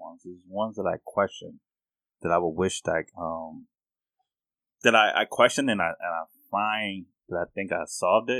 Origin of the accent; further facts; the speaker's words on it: New York, United States; Now I'm from New York, part of the hood.